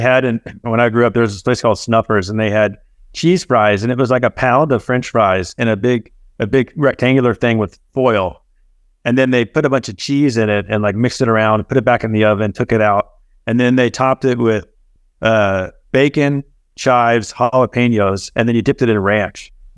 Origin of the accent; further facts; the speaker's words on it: Dallas, Texas, United States; moved away; also born or lived in Chicago; I grew up in Dallas